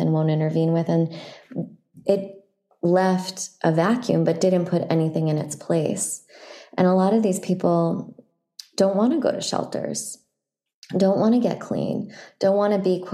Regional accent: San Francisco, California, United States; I grew up in San Francisco

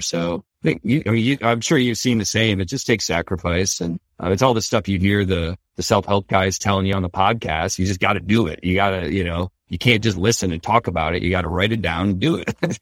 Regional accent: Detroit, Michigan, United States; I grew up around Detroit

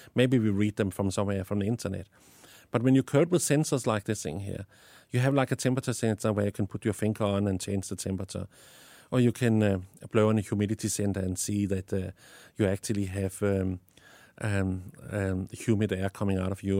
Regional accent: Denmark; accent: Danish; English is a second language; moved away as an adult; now in South Africa; I have an accent because I was born in Denmark and I lived in South Africa the last 20 years, but I still have my Danish accent

